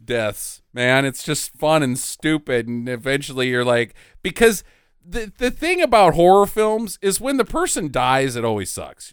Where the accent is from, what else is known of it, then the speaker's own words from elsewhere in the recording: United States; I'm an American